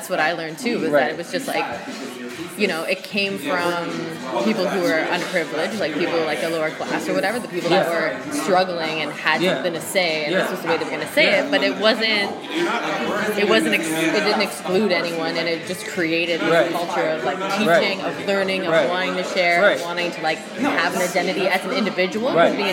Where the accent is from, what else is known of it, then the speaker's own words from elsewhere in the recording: Canada; being a Canadian